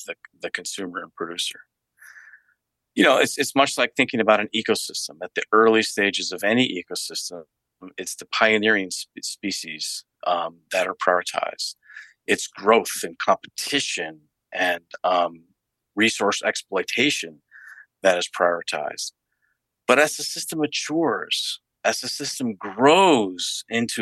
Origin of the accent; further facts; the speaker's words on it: United States; my own upbringing in the United States